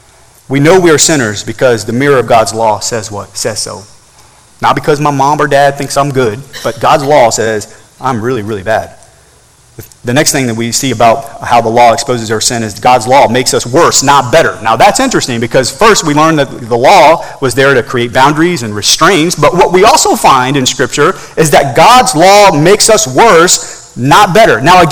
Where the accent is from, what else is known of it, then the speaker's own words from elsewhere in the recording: Turkey; growing up in Turkey, we would travel to Germany for vacation every once in a while